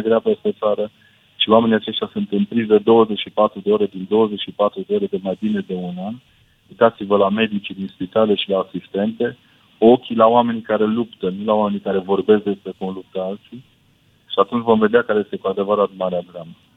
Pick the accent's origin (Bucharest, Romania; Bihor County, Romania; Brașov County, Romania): Brașov County, Romania; Brașov; now in Sibiu, Romania; Eu sunt brașovean prin naștere, dar sunt sibian prin adopție